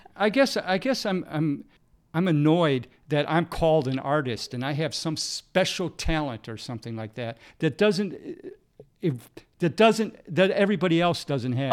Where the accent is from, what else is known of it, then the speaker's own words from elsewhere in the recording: United States; growing up in America